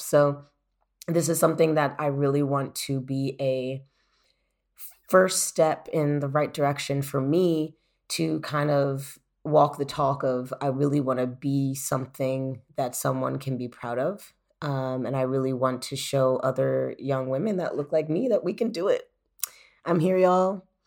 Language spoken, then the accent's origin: English; United States; moved away as an adult; now in Germany; I, as an American